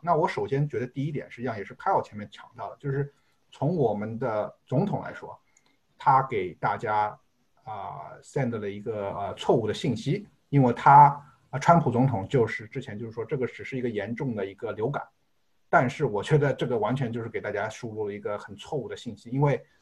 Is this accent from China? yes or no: yes; China; now in United States; 我们中国人